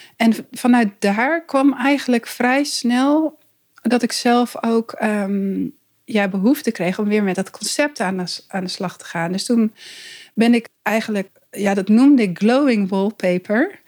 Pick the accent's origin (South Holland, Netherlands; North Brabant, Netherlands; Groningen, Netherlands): Groningen, Netherlands; East; moved away as an adult; also born or lived in Zwolle; now in Arnhem, Netherlands; ik ben dus inderdaad opgegroeid in Oost-Groningen